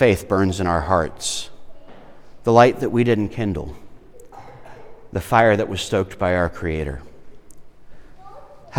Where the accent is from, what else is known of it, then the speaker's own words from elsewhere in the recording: Irmo, South Carolina, United States; I grew up in Irmo where, you know, eggs come from the store.